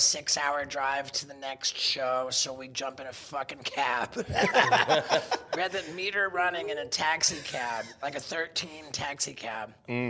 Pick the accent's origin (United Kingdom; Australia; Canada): United Kingdom; England; born there; Well, you see, I was born in England, which makes me British.